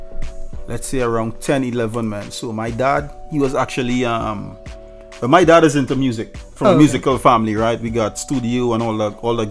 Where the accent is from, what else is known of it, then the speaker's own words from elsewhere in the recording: Moruga, Trinidad & Tobago; accent: Trinidad; moved away as an adult; now in United States; Did a lot of parties in my hometown, Maruga